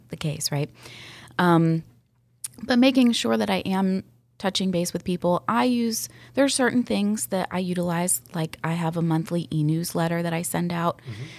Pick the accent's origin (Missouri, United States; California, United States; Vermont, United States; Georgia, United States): Georgia, United States; Sandy Springs; I was born and raised in Sandy Springs